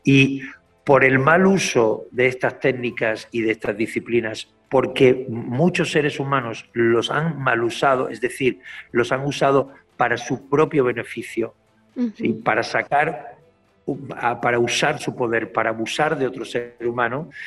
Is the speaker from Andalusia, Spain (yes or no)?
yes; Málaga, Andalusia, Spain; como buen malagueño, como buen andaluz